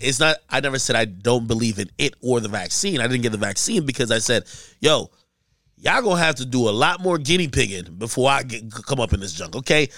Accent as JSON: {"language": "English", "town": "Hackensack", "region": "New Jersey", "country": "United States", "tie": "born or raised there", "also_born_or_lived": "Jamaica", "said": "I grew up in Jersey, so it's a Hackensack"}